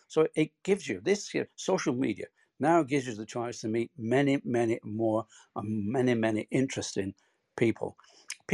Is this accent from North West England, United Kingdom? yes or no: yes; Bolton, North West England, United Kingdom; born or raised there